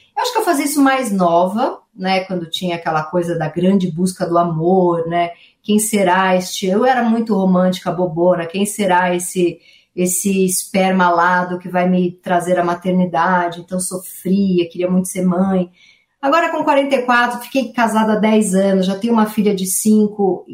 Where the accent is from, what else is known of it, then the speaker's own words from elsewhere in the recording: São Paulo, Brazil; Eu venho da Zona Leste de São Paulo, nasci numa família que não tinha muito livro na minha casa, não sou filha de intelectuais, não sou filha de ninguém é, artista, nasci no Tatuapé